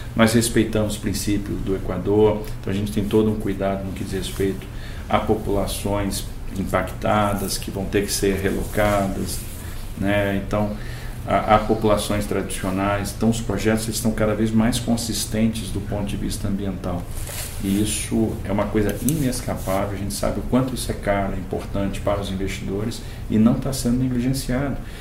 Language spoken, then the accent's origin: Portuguese; Brazil